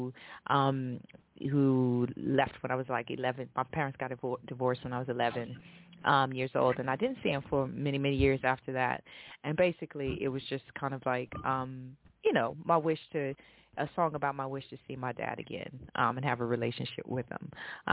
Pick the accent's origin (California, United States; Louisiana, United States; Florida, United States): Louisiana, United States; New Orleans; moved away as an adult; now in London, United Kingdom; I'm a NOLA girl. Like I'm straight up from New Orleans